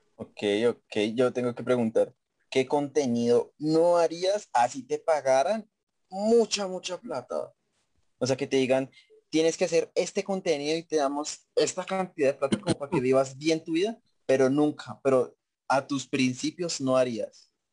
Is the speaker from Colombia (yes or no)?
yes; Facatativá, Cundinamarca, Colombia; cuando yo digo que soy de Pacatativa